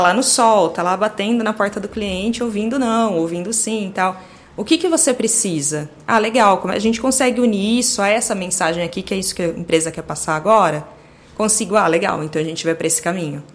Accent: Campinas, São Paulo, Brazil; nasci em Campinas, uh, moro em Campinas até hoje

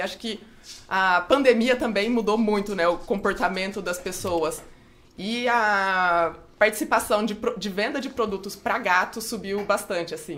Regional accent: Franca, São Paulo, Brazil; eu sou de Franca, né, no interior de São Paulo

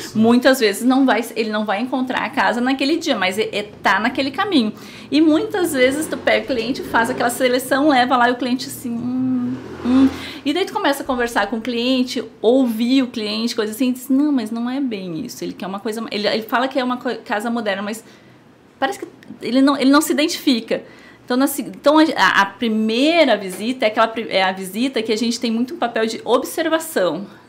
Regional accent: Rio Grande do Sul, Brazil; moved away as an adult; now in Indaiatuba, Brazil; Eu sou do Rio Grande do Sul, acho que dá para ver pelo tu, dá para ouvir

